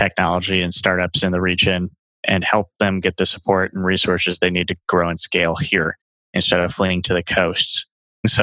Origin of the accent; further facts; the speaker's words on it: Cedarburg, Wisconsin, United States; I'm from Cedarburg